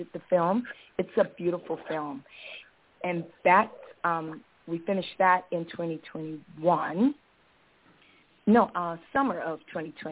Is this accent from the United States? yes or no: yes; Los Angeles, California, United States; moved away as an adult; now in Bay Area, United States; I decided to move to the Bay Area from my hometown in Los Angeles. I grew up in Los Angeles